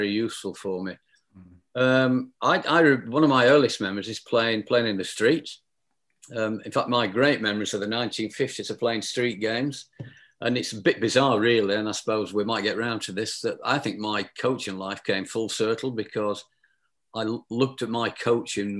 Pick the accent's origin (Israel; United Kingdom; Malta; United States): United Kingdom; South Lancashire, North West England; I was brought up in South Lancashire